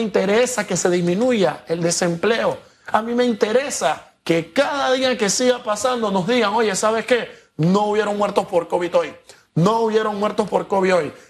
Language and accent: Spanish; Panama